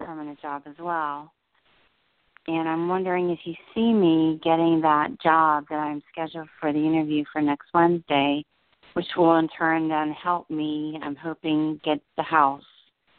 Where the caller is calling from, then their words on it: New Jersey, United States; I'm calling from New Jersey.